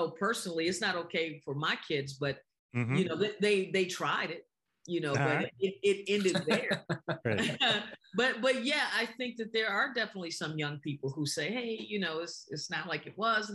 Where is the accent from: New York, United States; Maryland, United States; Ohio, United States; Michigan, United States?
Michigan, United States; Detroit; I'm from Detroit